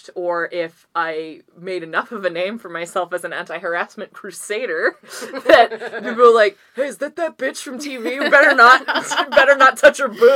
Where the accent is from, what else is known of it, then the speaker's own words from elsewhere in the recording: Vancouver, British Columbia, Canada; I just look like I'm from Vancouver, yeah, which is great because I am